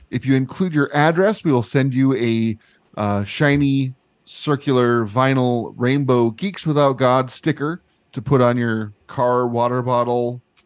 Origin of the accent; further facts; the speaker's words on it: United States; growing up in American institutions